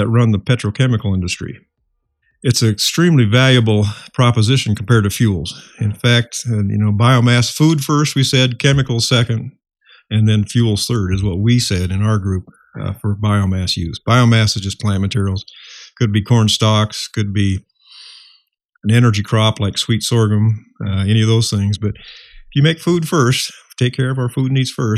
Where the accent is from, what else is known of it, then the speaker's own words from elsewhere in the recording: Iowa, United States; I was born and raised in Iowa